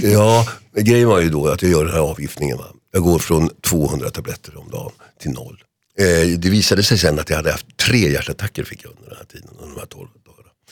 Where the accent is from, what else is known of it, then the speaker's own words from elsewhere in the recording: Solna, Stockholm County, Sweden; hemma i Huvudsta